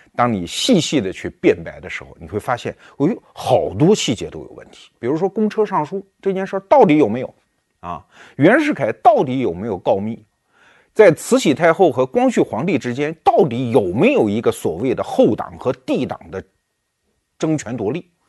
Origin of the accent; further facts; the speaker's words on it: China; 我们中国人